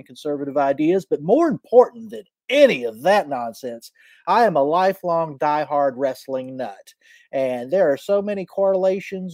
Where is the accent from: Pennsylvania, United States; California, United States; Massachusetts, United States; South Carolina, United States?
South Carolina, United States; Charleston; accent: Southern; Charleston, South Carolina